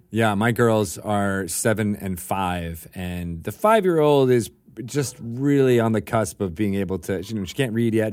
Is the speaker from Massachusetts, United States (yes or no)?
no; Connecticut, United States; I was uh, I was in Connecticut. I could uh, on the on the uh, Long Island Sound